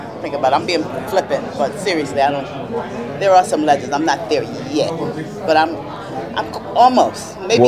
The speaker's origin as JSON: {"language": "English", "town": "New York City", "region": "New York", "country": "United States", "tie": "born or raised there", "said": "I grew up in the Lincoln Projects in Harlem, New York City."}